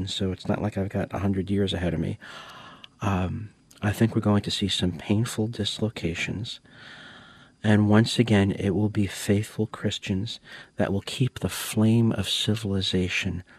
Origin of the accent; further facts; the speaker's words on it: United States; I'm an American